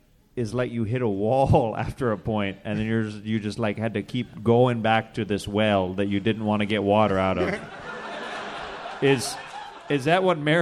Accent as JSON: {"language": "English", "country": "Canada", "said": "I'm a Canadian."}